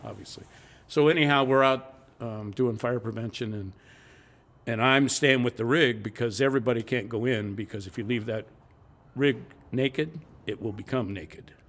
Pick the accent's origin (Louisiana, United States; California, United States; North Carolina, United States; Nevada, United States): California, United States; Los Angeles; also born or lived in Long Beach, California; In the South Bay. Harbor City, just north of Peterhill, San Peterhill